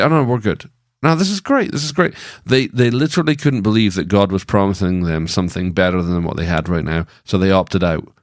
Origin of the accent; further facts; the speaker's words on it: Scotland, United Kingdom; now in Franklin, United States; I was born in Scotland